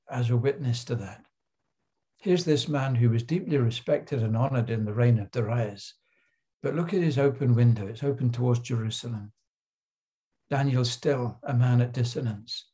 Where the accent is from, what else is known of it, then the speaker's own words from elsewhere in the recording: Crowborough, South East England, United Kingdom; I grew up in Crowborough in Sussex in the south of England